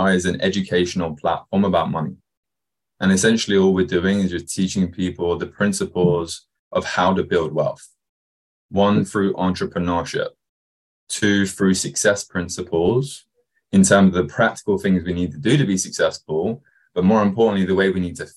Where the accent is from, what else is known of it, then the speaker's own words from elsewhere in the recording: Kent, South East England, United Kingdom; now in Newport Beach, United States; Where I actually grew up was just outside London in England, a place called Kent